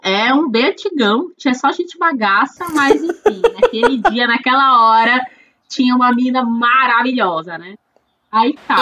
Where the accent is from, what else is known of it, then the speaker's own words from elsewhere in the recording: Florianópolis, Santa Catarina, Brazil; eu sou aqui de Floripa